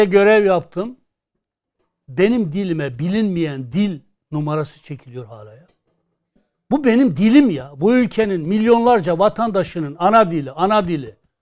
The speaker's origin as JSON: {"language": "Turkish", "region": "Kurdish regions", "country": "Turkey", "said": "ben Kürdüm. Ben şu an Kürtçemi rahatlıkla konuşamıyorum"}